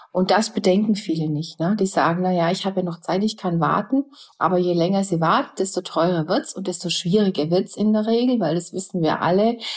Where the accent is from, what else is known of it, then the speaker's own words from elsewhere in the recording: Germany; bei uns in Deutschland